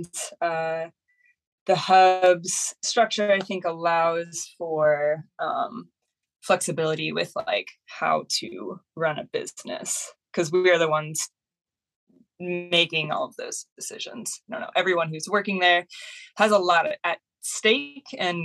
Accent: Fremont, Nebraska, United States; moved away as an adult; also born or lived in Omaha, Nebraska / Kansas City; now in Minneapolis, United States; I am from Fremont originally

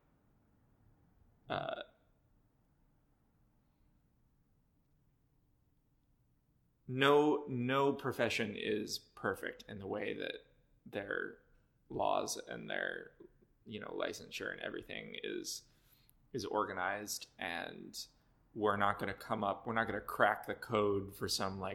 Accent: Cleveland, Ohio, United States; now in Boston, United States; I grew up in Cleveland

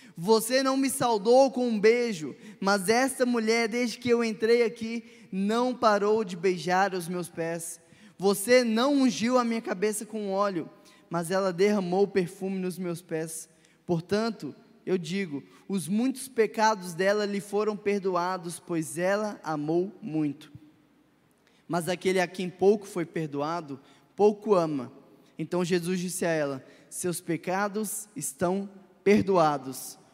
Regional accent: Minas Gerais, Brazil; Como bons mineiros

